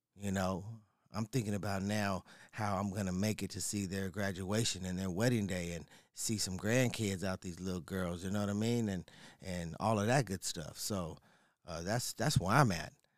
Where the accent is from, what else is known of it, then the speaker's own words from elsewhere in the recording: San Diego, California, United States; I am from San Diego, right? Born and raised. native